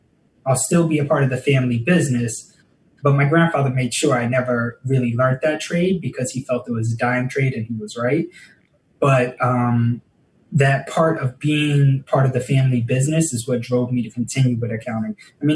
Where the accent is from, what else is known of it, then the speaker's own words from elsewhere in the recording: New York, United States; also born or lived in Bronx, New York City; now in New York City, United States; I was born in the Bronx at about 5 or 6 years old. My parents separated. They agreed that we'd move to the suburbs of upstate New York outside of Albany